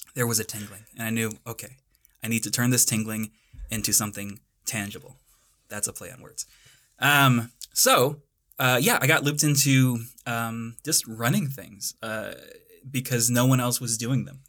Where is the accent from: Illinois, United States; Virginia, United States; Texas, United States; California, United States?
Texas, United States; North; moved away as an adult; now in Boulder, United States; I'm from the Badlands of North Texas. I'm one of those invading Texans that everyone in Colorado hates